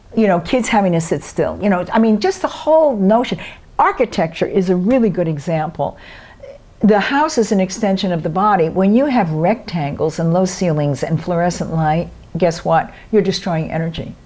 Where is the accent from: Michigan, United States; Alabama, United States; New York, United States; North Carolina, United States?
New York, United States; New York City; I'm from Brooklyn